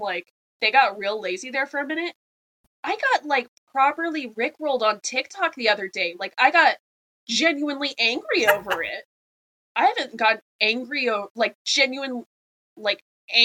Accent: United States; because we are American

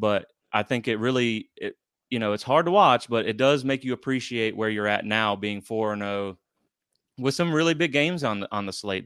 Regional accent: South Georgia, United States; I grew up in South Georgia

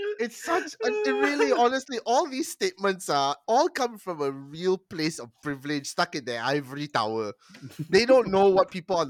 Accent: Malaysia; speaking as a Malaysian, come on, our racist undertones are prevalent fucking everywhere.

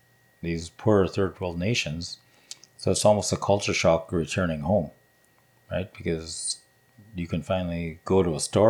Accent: Saskatoon, Saskatchewan, Canada; also born or lived in Prince Albert / La Ronge / Edmonton; So, I mean, I lived in Prince Albert for 2 years. I lived in La Ronge for 2 years. I went to school outside of Edmonton for 2 years. But Saskatoon was always the home base.

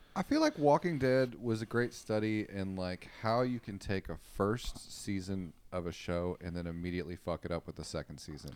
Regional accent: Austin, Texas, United States; I was raised in Austin

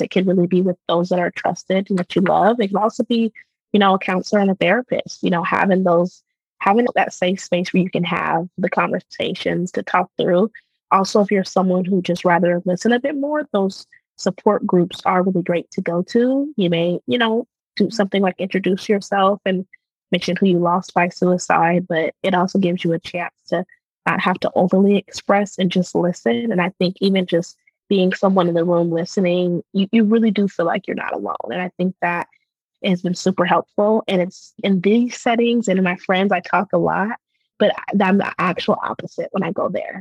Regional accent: Portland, Oregon, United States; now in Houston, United States; I grew up in Portland, Oregon, which is majority white population

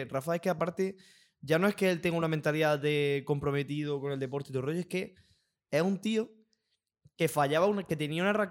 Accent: Spain

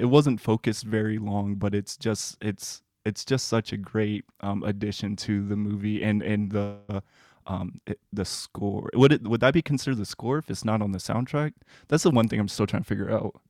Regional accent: Indiana, United States; I'm a Midwesterner. I'm from Indiana, so I'm not by oceans at all

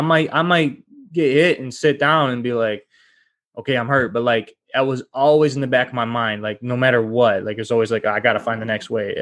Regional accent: Rochester, New York, United States; now in Los Angeles, United States; I'm originally from Rochester, New York

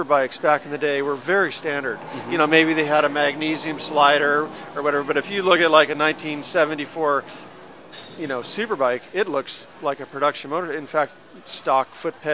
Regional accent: Marin County, California, United States; also born or lived in Hawaii; now in Venice, United States; I grew up in Marin County

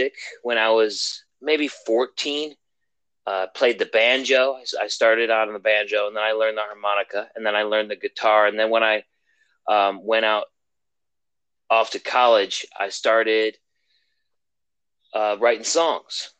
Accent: Western New York, United States; moved away as an adult; also born or lived in Arizona; now in Boston, United States; I'm from Western New York originally

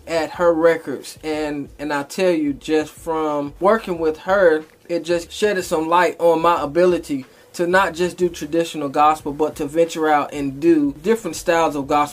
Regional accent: Rocky Mount, North Carolina, United States; Rocky Mount, North Carolina.

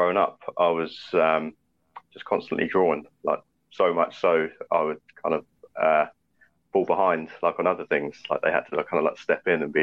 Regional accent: Southampton, South East England, United Kingdom; born or raised there

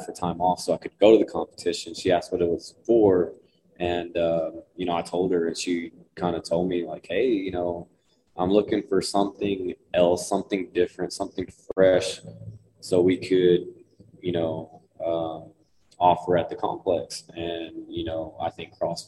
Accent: Lubbock, Texas, United States; born and raised in Lubbock, or surrounding areas

